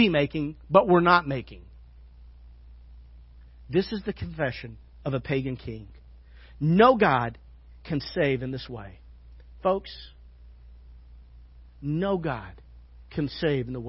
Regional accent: Arkansas, United States; now in Fairfield, United States; I'm from Arkansas. You know what that means? That means we're very religious.

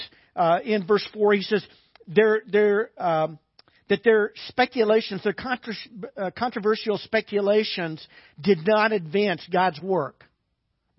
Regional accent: Little Rock, Arkansas, United States; when I was growing up in Little Rock

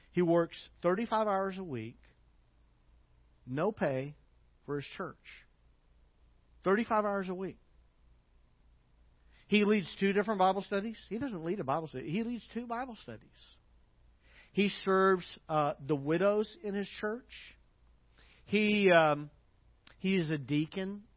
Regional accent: United States

